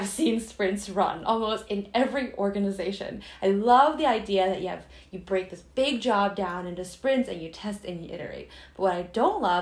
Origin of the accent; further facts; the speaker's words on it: United States; being Chinese American or Asian Americans